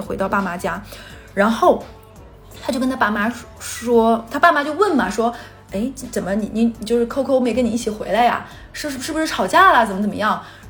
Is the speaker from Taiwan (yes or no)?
no; Northeast China, China; 在我们东北的话，基本上你带回家的女生就是要结婚的